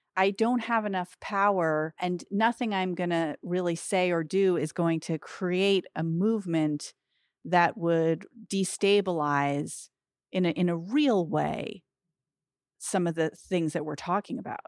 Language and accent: English; United States; especially as American Jews